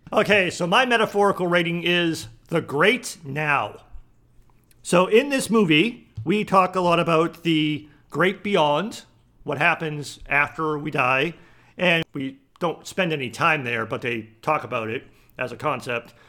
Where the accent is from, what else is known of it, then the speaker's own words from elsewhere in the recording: East Coast, United States; moved away; I grew up on the East Coast, so I grew up very close to the ocean